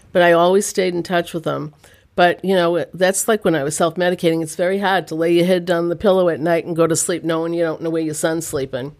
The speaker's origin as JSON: {"language": "English", "town": "Quincy", "region": "Massachusetts", "country": "United States", "tie": "born or raised there", "also_born_or_lived": "Rockland", "said": "I grew up here in Quincy"}